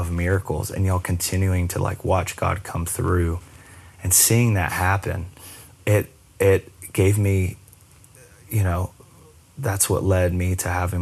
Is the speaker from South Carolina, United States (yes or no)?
yes; Myrtle Beach, South Carolina, United States; also born or lived in Charleston, South Carolina; we moved to Charleston from Myrtle Beach